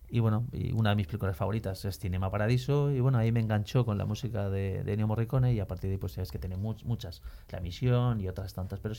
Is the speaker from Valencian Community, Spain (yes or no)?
yes; Valencia, Valencian Community, Spain; Pues mira, eh, como soy de Valencia y como sabéis, en Valencia hay mucha afición a la música, toda mi familia somos músicos